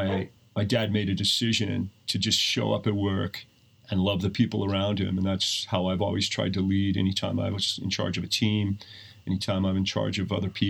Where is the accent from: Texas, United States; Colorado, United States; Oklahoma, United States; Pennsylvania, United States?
Colorado, United States; Steamboat Springs; I grew up in Steamboat